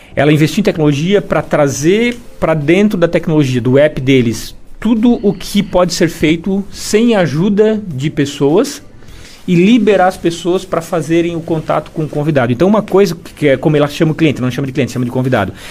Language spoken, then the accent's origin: Portuguese; Imbituba, Santa Catarina, Brazil; also born or lived in Florianópolis; Eu nasci em Imbituba, morei lá até os 17 anos